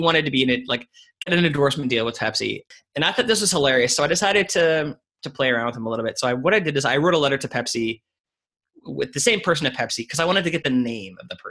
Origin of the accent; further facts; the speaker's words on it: Canada; moved away as an adult; also born or lived in United Kingdom; I'm Canadian. I lived in the UK for 3 years